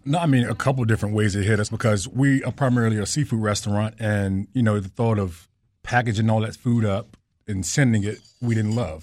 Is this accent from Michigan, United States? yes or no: no; Southern Virginia, United States; moved away; Southern Virginia, which is my hometown